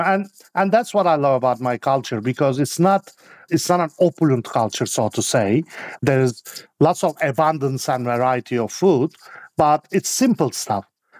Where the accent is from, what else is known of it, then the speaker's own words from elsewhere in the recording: Istanbul, Turkey; I mainly grew up with my grandmother, and it's the, you know, I just grew up in 70s when Turkey was turning from a traditional society into a modern European society